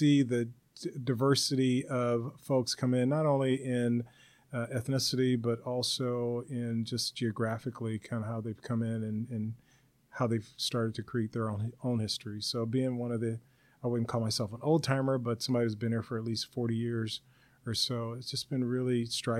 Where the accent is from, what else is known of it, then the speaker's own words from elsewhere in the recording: Los Angeles, California, United States; also born or lived in La Puente, California; I grew up in South Central Los Angeles back in the 1960s and 70s. And after the Watts riots, I had a chance after a few years to move out to La Puente, California, which is about 30 miles east of L.A.